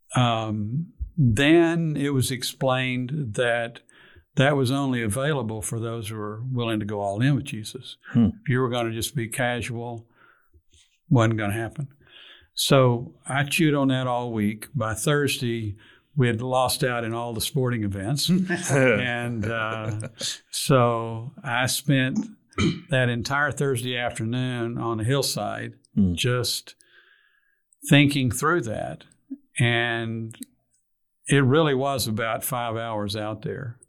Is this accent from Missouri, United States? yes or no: no; Fort Worth, Texas, United States; also born or lived in Houston / Arlington; I grew up in Fort Worth, on the east side of Fort Worth.